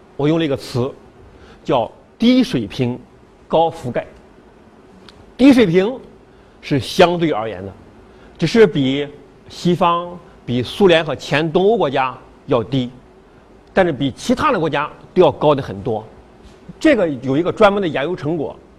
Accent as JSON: {"language": "Chinese", "country": "China", "moved": "yes", "lives_now": "France", "said": "我是华侨，哈，华侨汉室"}